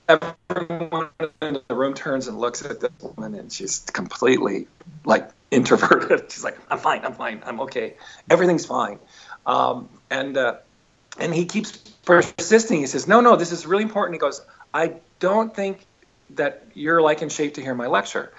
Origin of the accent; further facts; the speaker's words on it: Weld County, Colorado, United States; He was in charge of the infectious disease laboratory for for the Weld County Public Health Department. I literally was raised in the lab